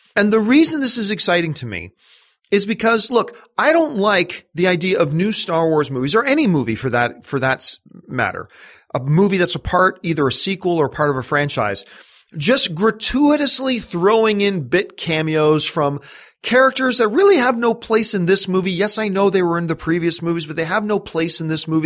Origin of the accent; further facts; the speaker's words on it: Canada; I'm Canadian